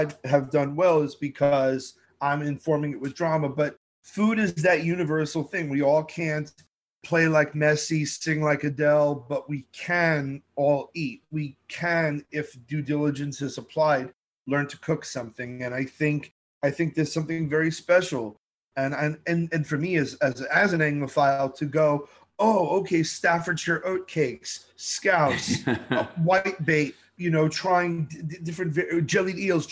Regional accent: New York City, New York, United States; growing up in Brooklyn, you had every first-generation immigrant family right there.

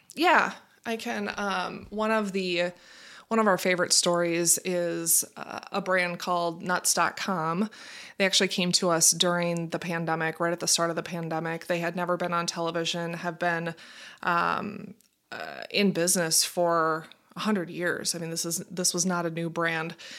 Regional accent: Minnesota, United States; also born or lived in Fargo, North Dakota; I grew up in Minnesota. Um, born and raised, have been here all my life

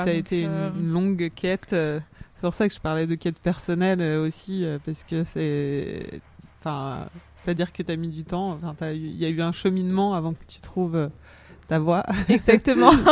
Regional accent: France; Et en même temps, j'ai grandi en France, exactement.

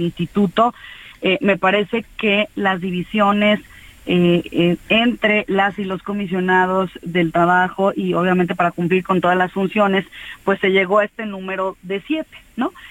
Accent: Mexico; como mexicanas, como mexicanos

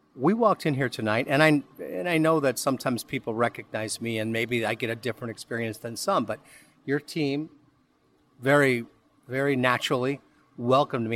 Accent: Midwest, United States; now in Florida, United States; being a Midwesterner who came to Florida

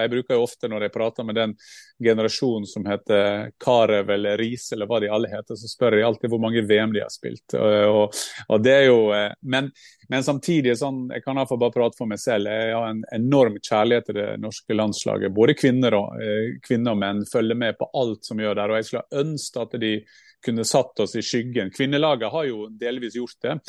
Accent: Gursken, Sunnmøre, Møre og Romsdal, Norway; jeg er oppvokst i Gursknobb og Sunnmøre

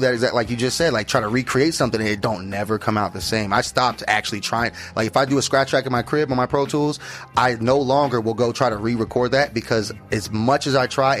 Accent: Scottsdale, Arizona, United States; also born or lived in Mesa, Arizona / Phoenix, Arizona; Grew up here, yep. I grew up in Scottsdale. Then got old enough to move around. Moved over to Mesa, Sunny Slope

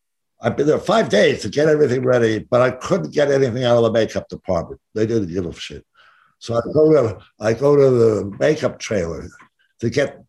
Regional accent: New York, United States; It's funny because I came out from New York.

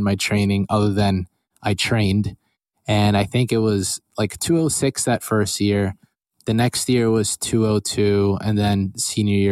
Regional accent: Allentown, Pennsylvania, United States; I grew up my whole life in Allentown, Pennsylvania

